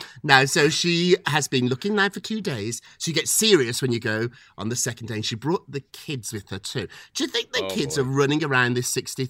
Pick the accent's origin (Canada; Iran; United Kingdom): United Kingdom; as a Brit myself, I can tell you the NBA is very foreign to English people, to British people. We don't have anything like this in Britain.